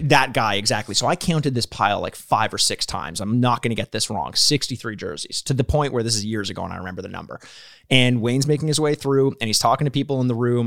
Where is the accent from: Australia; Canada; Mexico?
Canada; we're from Canada